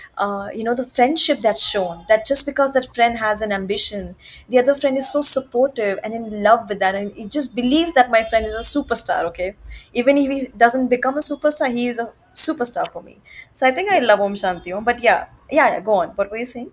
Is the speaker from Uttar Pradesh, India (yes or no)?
yes; Gorakhpur, Uttar Pradesh, India; now in Mumbai, India; I'm from Gorakhpur